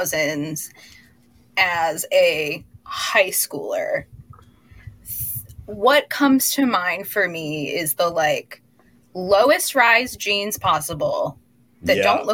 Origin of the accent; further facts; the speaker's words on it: Midwest, United States; And, you know, growing up in the Midwest, not exactly in a like fashion mecca of any sort, I've always dressed differently.